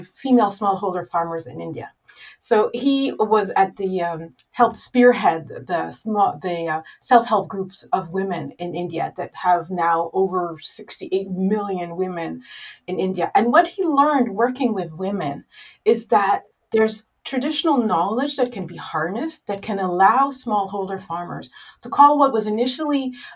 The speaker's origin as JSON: {"language": "English", "country": "Rwanda", "said": "I'm from Rwanda"}